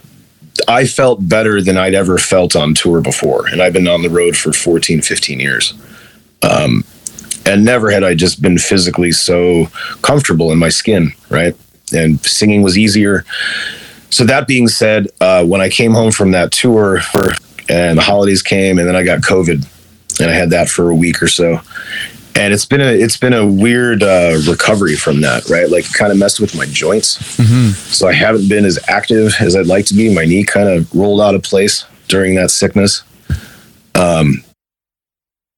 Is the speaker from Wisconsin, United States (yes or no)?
no; Chicago, Illinois, United States; moved away as an adult; also born or lived in Los Angeles, California; I'm from Chicago